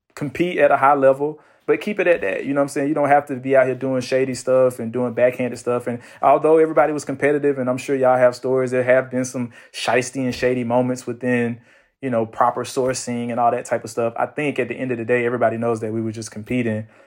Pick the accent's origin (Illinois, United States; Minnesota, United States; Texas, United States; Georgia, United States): Georgia, United States; Atlanta; I'm from Atlanta